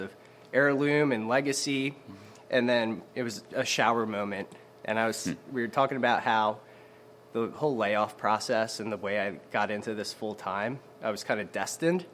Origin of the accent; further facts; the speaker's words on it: Audubon, New Jersey, United States; also born or lived in Baltimore, Maryland; I grew up the rest of my life in Audubon, New Jersey, which is right over the Walt Whitman Bridge